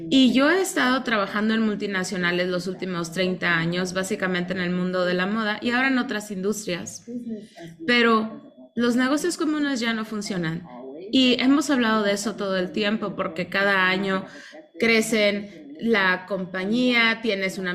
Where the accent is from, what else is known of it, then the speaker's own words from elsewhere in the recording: Mexico; now in Spain; recuerdo que cuando vine a España, yo soy mexicana y llegué hace 26 años